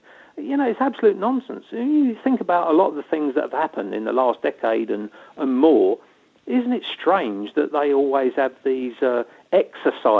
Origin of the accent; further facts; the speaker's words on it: London, United Kingdom; being a Londoner